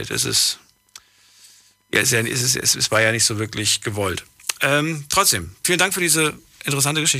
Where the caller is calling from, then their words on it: Duisburg, North Rhine-Westphalia, Germany; …, woher? Yes. Ich komme aus Duisburg.